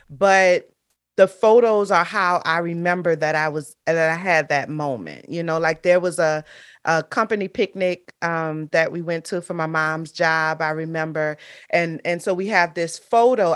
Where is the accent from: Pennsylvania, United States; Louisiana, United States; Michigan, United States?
Louisiana, United States; New Orleans; moved away as an adult; also born or lived in Marrero, Louisiana; now in South Florida, United States; Louisiana is the state, New Orleans is the city, um, and so I'm, I'm from New Orleans, born and raised